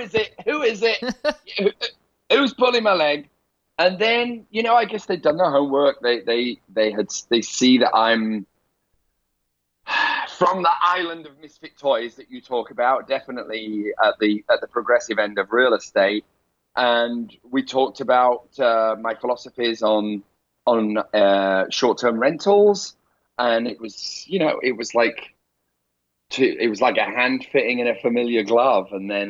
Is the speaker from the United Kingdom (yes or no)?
yes; England, United Kingdom; accent: Northern; my rough Northern accent came out because instead of saying water, I said water.